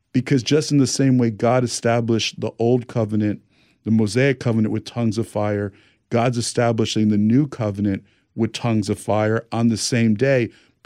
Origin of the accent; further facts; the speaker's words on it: New Jersey, United States; now in California, United States; I'm from New Jersey. Live in California.